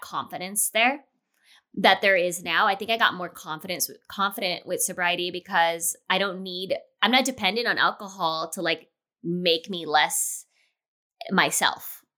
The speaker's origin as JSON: {"language": "English", "town": "Los Angeles", "region": "California", "country": "United States", "tie": "born or raised there", "moved": "as an adult", "lives_now": "Chicago, United States", "said": "I'm born and raised in L"}